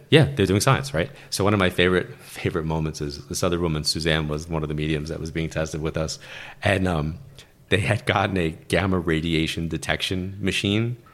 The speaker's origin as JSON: {"language": "English", "region": "New York", "country": "United States", "said": "Being a New Yorker and being in L"}